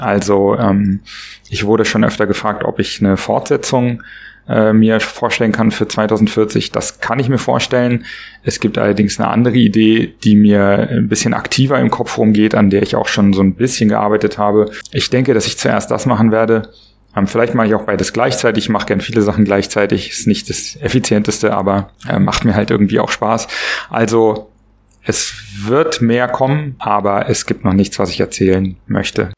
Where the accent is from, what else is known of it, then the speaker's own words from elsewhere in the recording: Berlin, Germany; Ich komme aus Berlin, bin 44 Jahre alt